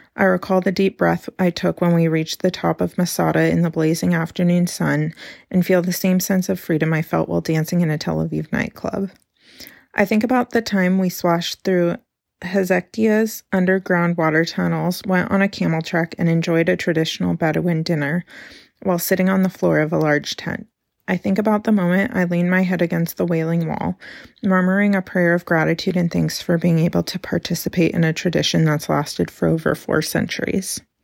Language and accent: English; Carmel, California, United States; now in Portland, United States; today I'm actually in my hometown of Carmel, California, a little beach town on California's Central Coast